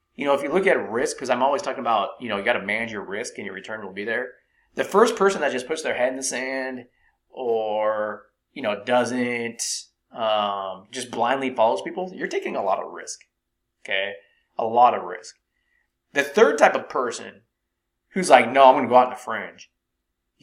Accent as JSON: {"language": "English", "area": "Silicon Valley", "region": "California", "country": "United States", "tie": "born or raised there", "said": "growing up in Silicon Valley, I met a lot of people that worked at Apple"}